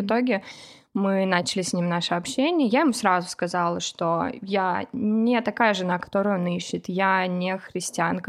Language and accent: Russian; Kovrov, Vladimir Oblast, Russia; moved away as an adult; now in United States